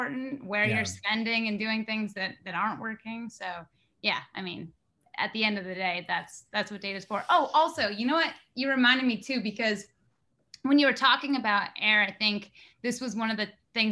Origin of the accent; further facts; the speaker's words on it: Nantucket, Massachusetts, United States; everyone around me growing up on Nantucket